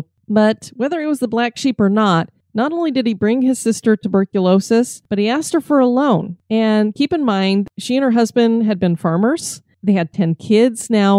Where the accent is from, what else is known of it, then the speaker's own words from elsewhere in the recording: Colorado, United States; moved away; we're from Colorado where everybody's a cowboy